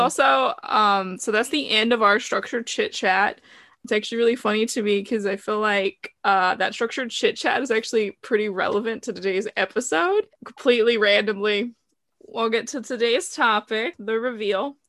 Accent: the South, Southern United States, United States; I'm from the South, rural, middle of nowhere area. So I grew up listening to country music

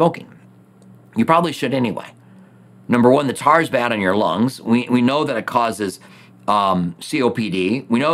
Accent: United States; As an American

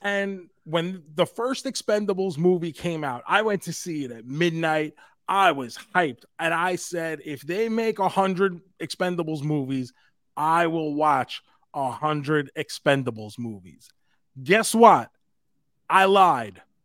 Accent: New York City, New York, United States; we're from New York City

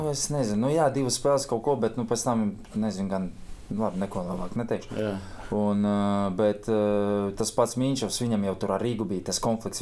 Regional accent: Riga, Latvia; no Rīgas, jā, bet sāk, pirmais klubs mans bija Auda

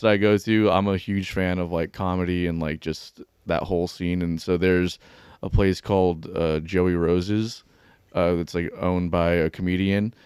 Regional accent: Pembroke Pines, Florida, United States; now in Jacksonville, United States; I'm from, uh, like, Broward, like, Pembroke Pines area.

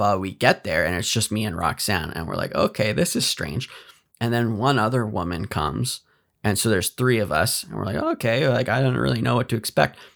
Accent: Canada

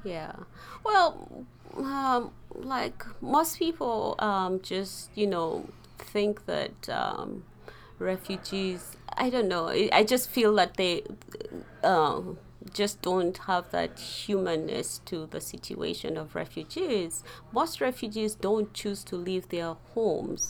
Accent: Kenya; also born or lived in Uganda; we grew up as refugees in Kenya

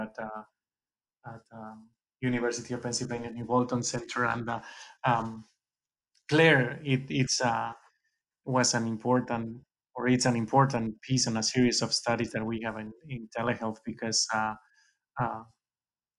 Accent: Valencia, Valencian Community, Spain; moved away as an adult; now in United States; I grew up and went to vet school in Valencia in Spain.

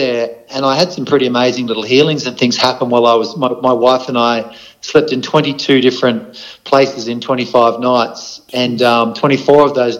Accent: Australia; also born or lived in Darwin; I grew up travelling around Australia. I had three stints living up in Darwin.

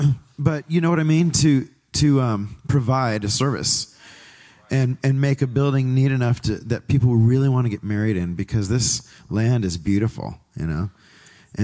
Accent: Pinole, California, United States; moved away as an adult; now in Tri-Valley, United States; I grew up in Pinole

